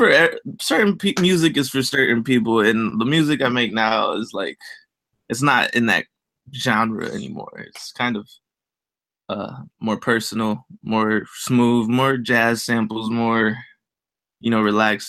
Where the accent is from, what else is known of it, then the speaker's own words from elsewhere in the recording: Dayton, Ohio, United States; I'm from Dayton, Ohio, and Hispanic parents. My mom is Panamanian. My dad is Mexican.